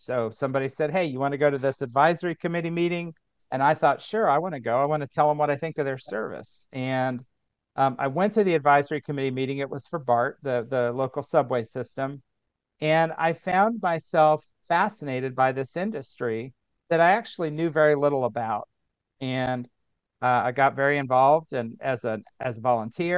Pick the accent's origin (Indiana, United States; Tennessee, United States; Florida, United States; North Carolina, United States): Indiana, United States; moved away as an adult; also born or lived in San Francisco; back in Indiana where I grew up